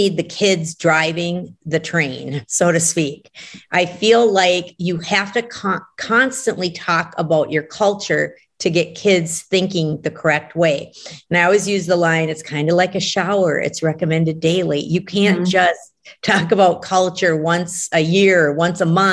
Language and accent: English; Brainerd, Minnesota, United States; Brainerd, which is my hometown